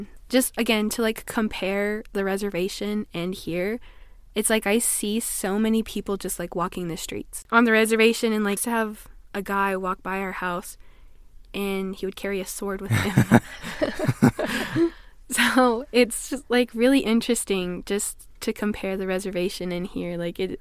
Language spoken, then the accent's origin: English; Window Rock, Arizona, United States; now in Utah, United States; I'm from Window Rock, Arizona as well